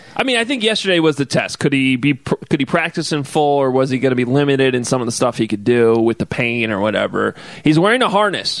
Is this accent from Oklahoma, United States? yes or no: no; Chicago, Illinois, United States; the original Goose Island was located near where I grew up in Lincoln Park